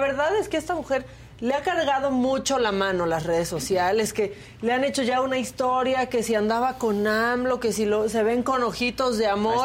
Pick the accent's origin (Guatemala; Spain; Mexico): Mexico; somos felices los mexicanos